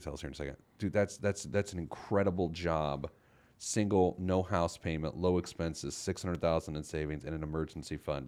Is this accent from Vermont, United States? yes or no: no; Indianapolis, Indiana, United States; the Indianapolis Star, which is my hometown paper.